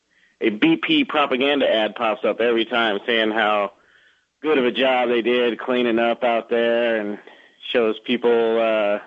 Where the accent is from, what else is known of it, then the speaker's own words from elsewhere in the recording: Las Vegas, Nevada, United States; moved away; I'm from Vegas